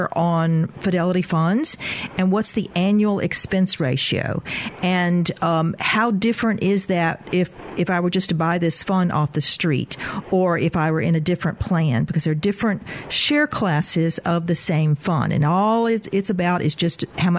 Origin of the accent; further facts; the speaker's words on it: coast of Mississippi, United States; moved away; I grew up on the coast of Mississippi